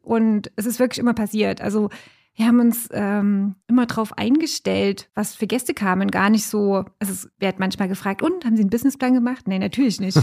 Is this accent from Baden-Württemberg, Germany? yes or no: no; Stelzendorf, Thuringia, Germany; also born or lived in Brussels; in meinem Heimatdorf